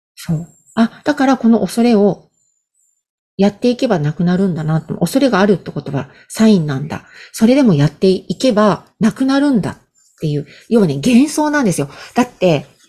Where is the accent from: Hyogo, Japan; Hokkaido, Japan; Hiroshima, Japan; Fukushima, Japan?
Hokkaido, Japan; moved away as an adult; 北海道の田舎から出てきた